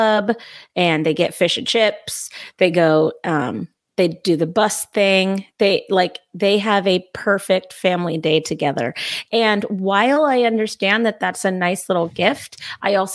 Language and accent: English; Southern California, United States; I grew up in Southern California where we had tacos